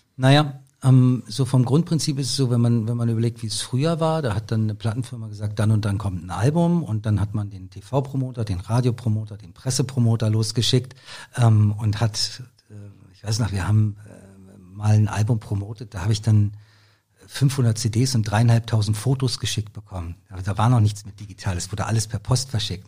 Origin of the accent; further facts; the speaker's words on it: Rostock, Mecklenburg-Vorpommern, Germany; now in Berlin, Germany; ich bin, wie gesagt, in Rostock aufgewachsen, bin dann 1990 ähm, nach Berlin gekommen